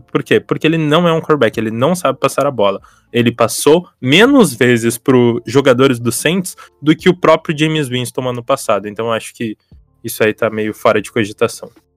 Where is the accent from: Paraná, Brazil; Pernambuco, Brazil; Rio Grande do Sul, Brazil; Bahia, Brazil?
Rio Grande do Sul, Brazil; Porto Alegre; sou aqui de, de Porto Alegre